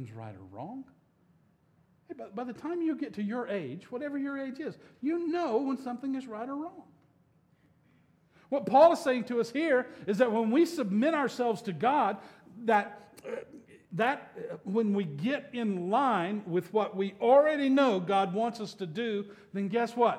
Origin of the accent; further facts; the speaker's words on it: Alabama, United States; I grew up in Alabama in the 1960s and 70s.